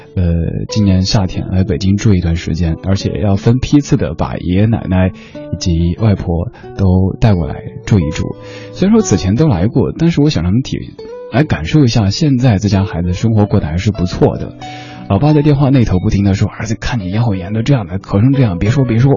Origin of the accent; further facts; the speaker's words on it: Chengdu, Sichuan, China; now in Beijing, China; 我家乡成都